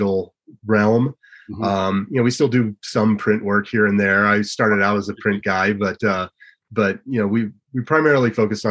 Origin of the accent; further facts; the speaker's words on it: Gunnison, Colorado, United States; I grew up in Gunnison